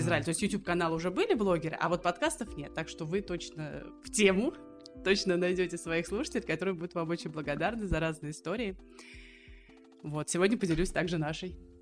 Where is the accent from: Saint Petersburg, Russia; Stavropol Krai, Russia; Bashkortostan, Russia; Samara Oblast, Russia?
Samara Oblast, Russia; Samara; moved away as an adult; now in Acre, Israel; Мы из Самары